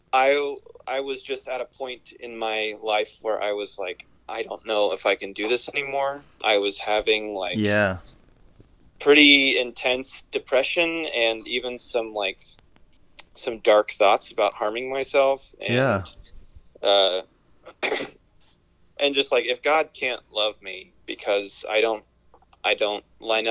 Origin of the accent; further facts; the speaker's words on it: Kansas, United States; I wanted to get out of Kansas.